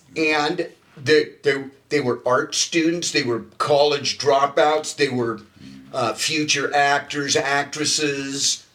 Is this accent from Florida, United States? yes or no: no; Hermosa Beach, California, United States; I grew up in Hermosa Beach